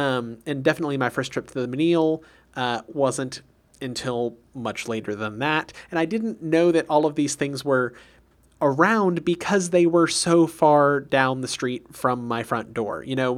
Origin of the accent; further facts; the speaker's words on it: Sugar Land, Texas, United States; I grew up in Sugar Land, which is a suburb of Houston. You know, it's about 35 minutes outside of the city.